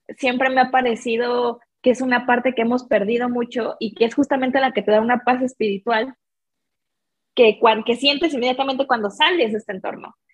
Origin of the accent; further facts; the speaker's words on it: Mexico City, Mexico; yo soy mexicana, crecí en la cuenca de la Ciudad de México